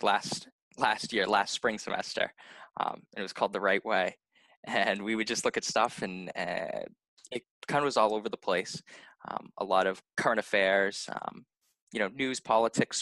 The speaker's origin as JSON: {"language": "English", "town": "Lynn", "region": "Massachusetts", "country": "United States", "tie": "born or raised there", "said": "My grandfather had started a youth hockey program in Lynn, so in my hometown"}